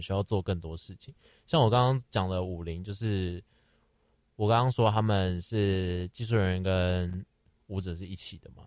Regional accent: Taipei, Taiwan; 虽然说我是台北人，但我也没有去过台北华博

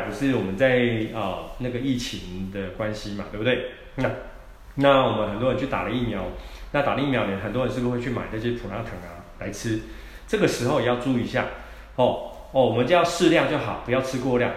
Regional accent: Taiwan; 我们台湾人啊，放这大节日

